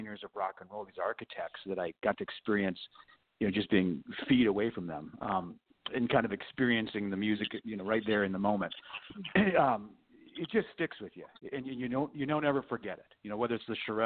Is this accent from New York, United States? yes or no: no; Los Angeles, California, United States; we grew up in Los Angeles